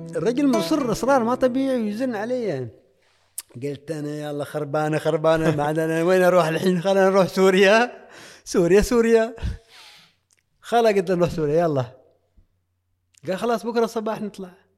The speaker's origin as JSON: {"language": "Arabic", "country": "Oman", "said": "انا من عمان"}